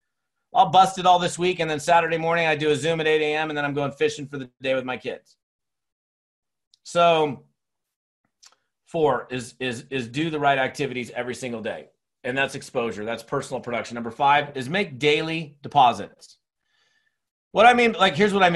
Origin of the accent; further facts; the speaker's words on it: Seattle, Washington, United States; moved away as an adult; also born or lived in Long Beach, California / Monterey, California / Scottsdale, Arizona; now in Bend, United States; I grew up in Seattle, Washington for 17 years